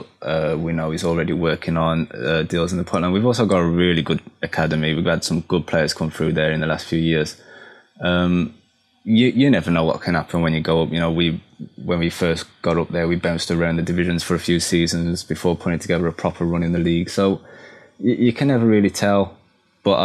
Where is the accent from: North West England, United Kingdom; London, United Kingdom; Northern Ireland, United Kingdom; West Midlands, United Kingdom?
West Midlands, United Kingdom; Black Country; accent: Black Country; My black country accent